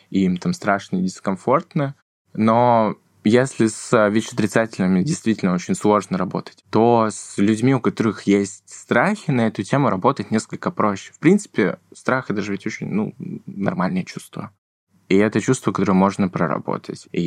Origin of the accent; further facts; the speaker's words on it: Novosibirsk, Novosibirsk Oblast, Russia; И на школе первый день рассказываю о том, что я из Новосибирска, и кроме того, что я студент-медик, я еще тут с ВИД живу.